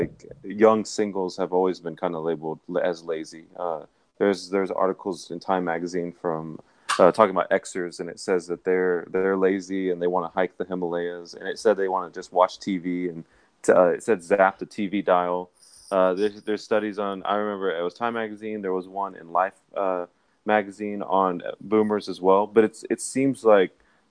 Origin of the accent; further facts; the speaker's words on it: Dallas, Texas, United States; I'm from Dallas, Texas